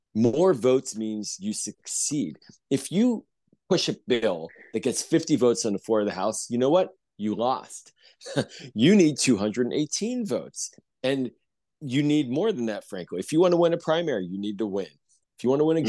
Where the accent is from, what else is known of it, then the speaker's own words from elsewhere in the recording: Pittsburgh, Pennsylvania, United States; now in Montgomery County, Maryland, United States; I grew up in Pittsburgh in Squirrel Hill